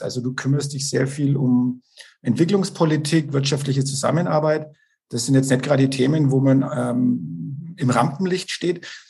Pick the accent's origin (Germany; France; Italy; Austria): Germany; Bavaria; ich komme auch aus dem Landkreis Neustadt-Altstadt-Winsheim